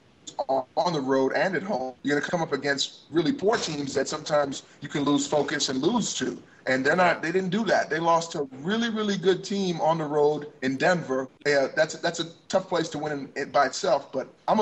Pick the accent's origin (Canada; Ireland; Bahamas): Bahamas; accent: Bahamian; It is beautiful here in the Bahamas